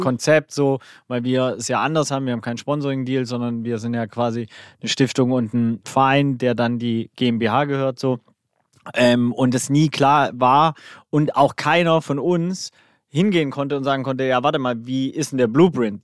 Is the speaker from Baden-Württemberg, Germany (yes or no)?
yes; Swabia, Baden-Württemberg, Germany; Ich als Schwabe